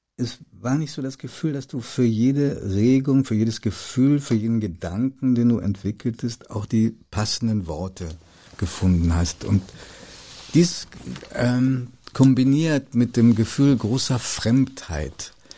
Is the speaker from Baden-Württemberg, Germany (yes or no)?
no; Hanover, Lower Saxony, Germany; also born or lived in Italy; ich verleugne meine Jugend in Hannover